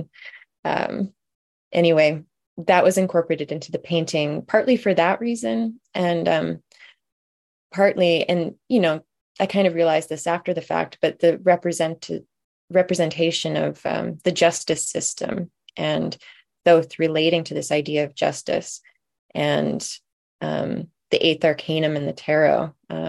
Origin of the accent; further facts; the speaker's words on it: Olympia, Washington, United States; I wanted to represent my hometown of Olympia, where I was living at the time.